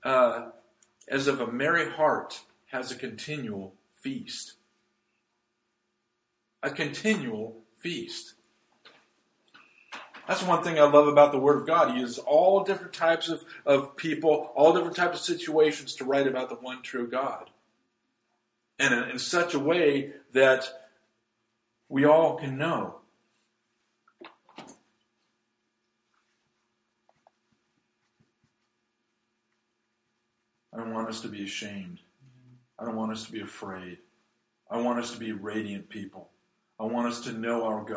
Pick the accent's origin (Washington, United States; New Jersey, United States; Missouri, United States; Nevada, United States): Nevada, United States; now in Brookings, United States; I grew up in Nevada